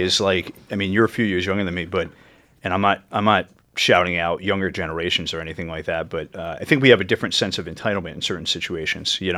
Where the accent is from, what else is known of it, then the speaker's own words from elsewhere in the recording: Yorktown Heights, New York, United States; where I grew up in Yorktown Heights in northern Westchester